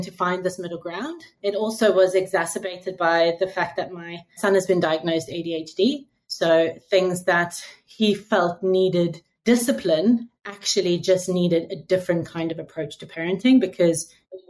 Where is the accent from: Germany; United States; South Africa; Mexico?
South Africa; Cape Town, Western Cape; moved away as an adult; also born or lived in United Kingdom; now in Singapore; I was born in South Africa, in Cape Town. My entire schooling career was there. I left when I was 21